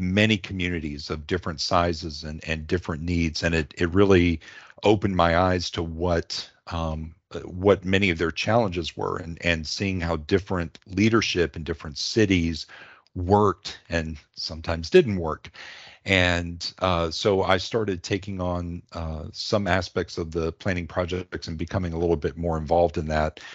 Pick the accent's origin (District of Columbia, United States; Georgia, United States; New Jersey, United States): District of Columbia, United States; D.C.; also born or lived in Alabama / the South; I was born in Alabama, but grew up outside of Washington, D C